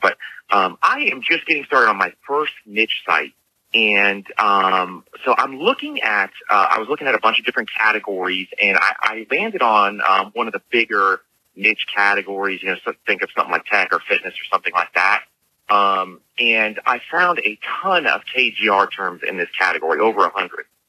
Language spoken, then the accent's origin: English; Tampa, Florida, United States; I'm actually from Tampa, Florida